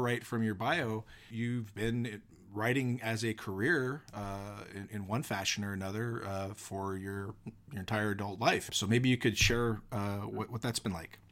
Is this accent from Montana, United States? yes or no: no; Washington, United States; also born or lived in central Oregon; now in Oregon, United States; born and raised in Washington, living in Oregon now